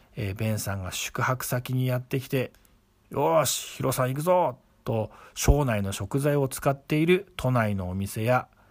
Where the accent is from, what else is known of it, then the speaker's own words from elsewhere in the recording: Shonai, Yamagata, Japan; accent: Shonai dialect; 庄内弁で終電ギリギリまで語り合いました